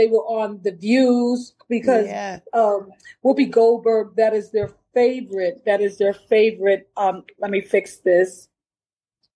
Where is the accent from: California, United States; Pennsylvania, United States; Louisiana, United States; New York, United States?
New York, United States; New York City; Brooklyn, New York is where I'm from